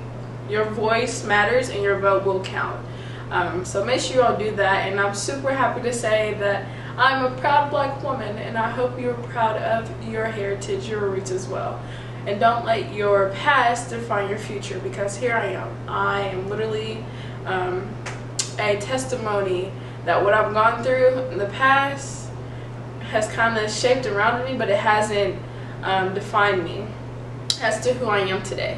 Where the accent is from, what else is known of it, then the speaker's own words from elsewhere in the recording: Kentucky, United States; I am from Kentucky